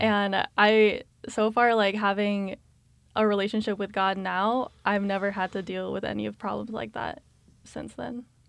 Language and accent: English; Colorado Springs, Colorado, United States; moved away as an adult; now in Kansas, United States; I grew up in Colorado Springs, Colorado.